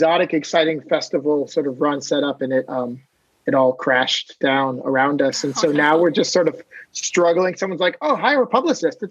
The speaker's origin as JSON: {"language": "English", "region": "Maine", "country": "United States", "tie": "born or raised there", "moved": "yes", "said": "I grew up in this tiny town in Maine, near Canada on the ocean"}